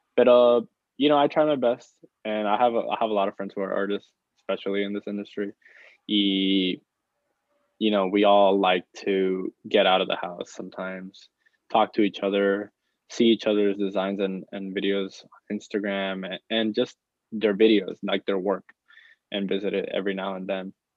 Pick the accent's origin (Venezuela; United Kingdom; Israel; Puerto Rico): Puerto Rico; moved away as an adult; now in United States; me growing up in Puerto Rico, I didn't I wasn't really that exposed to art, um, which is why I moved to the United States right here to pursue